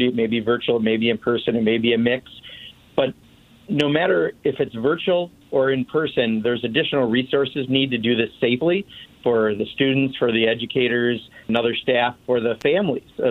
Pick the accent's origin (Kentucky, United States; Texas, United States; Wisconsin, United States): Wisconsin, United States; Kenosha; my hometown of Kenosha